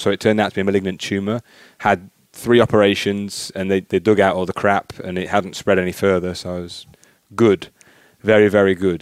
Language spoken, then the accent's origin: English; Newton Solney, East Midlands, United Kingdom; moved away; I'm from a little village called Newton Solney